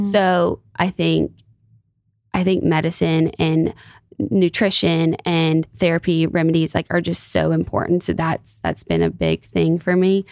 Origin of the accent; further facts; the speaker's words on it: Alabama, United States; where I'm from Alabama